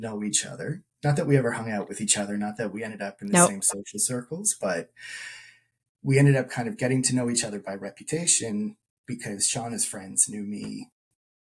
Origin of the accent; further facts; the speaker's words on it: Burlington, Ontario, Canada; also born or lived in Guelph; growing up in Burlington